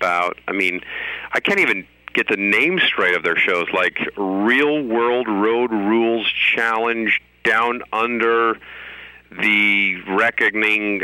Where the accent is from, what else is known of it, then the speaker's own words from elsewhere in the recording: Seattle, Washington, United States; also born or lived in Rome, Italy; I grew up in Seattle